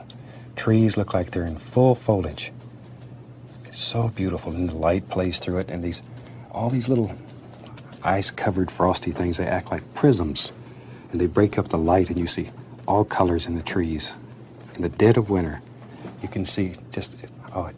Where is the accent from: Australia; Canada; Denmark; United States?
United States; Florida; born or raised there; moved away as an adult; also born or lived in Alaska